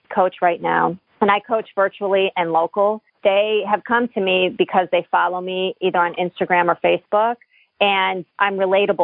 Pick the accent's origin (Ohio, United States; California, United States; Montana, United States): Ohio, United States; Cleveland; moved away as an adult; now in Boston, United States; I grew up outside of Cleveland, moved to Boston, I don't know, like 25 years ago